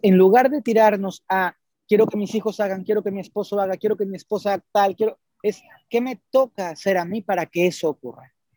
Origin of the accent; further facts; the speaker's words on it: Mexico; en los templos mayas de Palenque, en Chiapas, en mi país